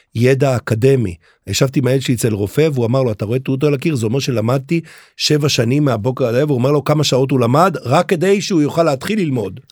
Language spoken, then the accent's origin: Hebrew; Haifa, Haifa District, Israel; אני גדלתי בחיפה